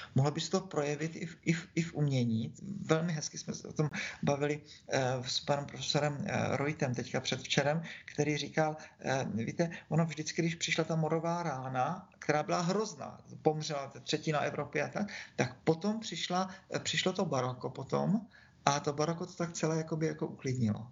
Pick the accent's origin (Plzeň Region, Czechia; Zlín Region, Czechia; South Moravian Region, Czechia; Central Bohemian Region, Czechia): South Moravian Region, Czechia; Brno; Já jsem Brňák, tak jsem křtěný po návku tady